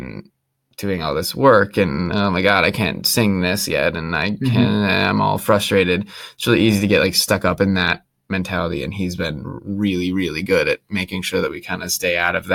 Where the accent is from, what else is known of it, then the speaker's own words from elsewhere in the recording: United States; I'm from America